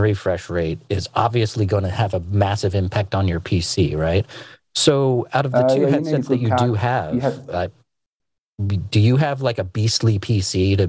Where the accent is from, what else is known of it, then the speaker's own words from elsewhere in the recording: United States; I'm an American